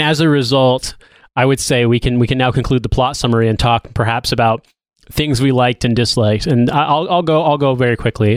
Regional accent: United States; moved away as an adult; now in United Kingdom; I'm an American

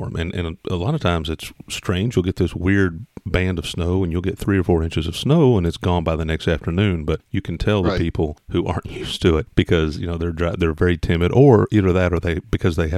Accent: southern Indiana, United States; now in Mississippi, United States; I grew up in southern Indiana, right across the river from Louisville, Kentucky. So, you know, now I live in Mississippi

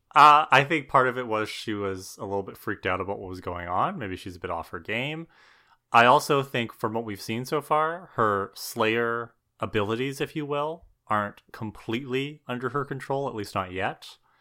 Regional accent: Thunder Bay, Ontario, Canada; where we grew up in Thunder Bay

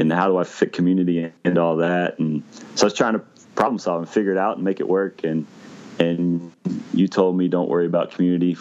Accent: Missouri, United States; also born or lived in Indiana; I grew up in the Midwest in Missouri, went to school in Indiana

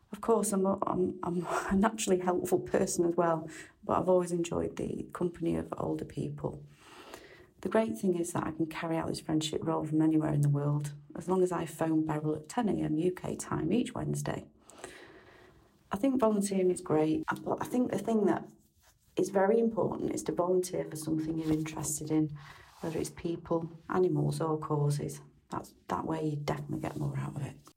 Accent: Manchester, North West England, United Kingdom; also born or lived in Croatia; I'm from Manchester, England

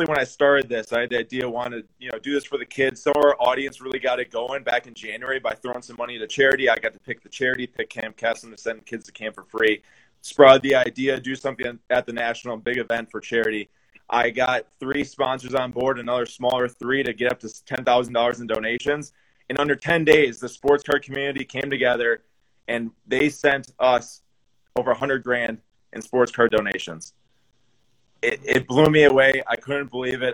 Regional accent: Milwaukee, Wisconsin, United States; We're from Milwaukee here

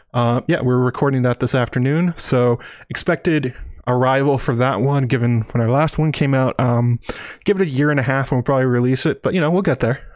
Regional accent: United States; I'm an American

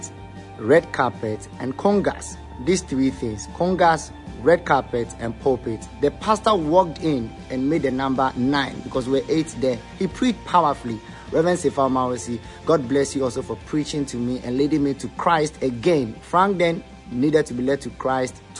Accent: Teshie, Greater Accra, Ghana; I grew up in Teshin, a very bad place.

